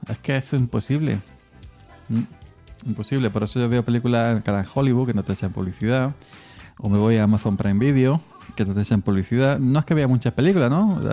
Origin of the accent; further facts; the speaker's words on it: Córdoba, Andalusia, Spain; Aquí en mi pueblo de, Córdoba